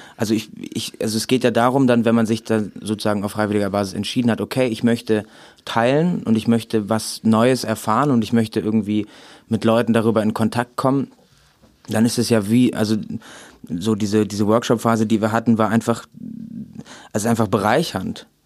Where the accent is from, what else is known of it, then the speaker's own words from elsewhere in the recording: Remscheid, North Rhine-Westphalia, Germany; ich komme aus Remscheid